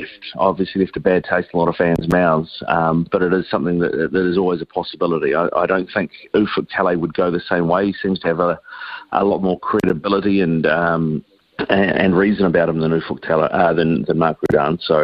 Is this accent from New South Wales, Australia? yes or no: yes; Sydney, New South Wales, Australia; Sydney is where we grew up